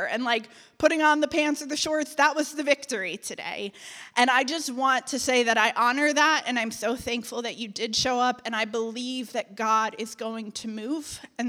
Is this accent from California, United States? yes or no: no; Connecticut, United States; now in Atlanta, United States; when I packed up my life and I moved to Atlanta from Connecticut.